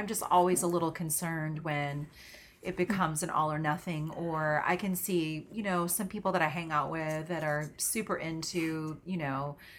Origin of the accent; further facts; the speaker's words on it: the South, United States; I grew up in the South.